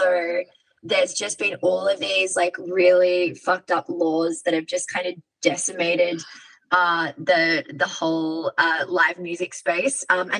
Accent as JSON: {"language": "English", "town": "Sydney", "region": "New South Wales", "country": "Australia", "said": "she, her. I'm from Sydney, Australia"}